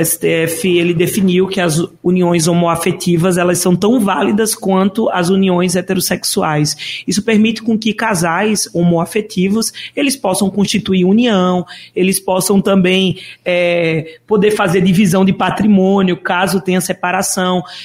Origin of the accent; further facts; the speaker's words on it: Caruaru, Pernambuco, Brazil; moved away as an adult; also born or lived in Recife; Eu sou de Caruaru, nascida e criada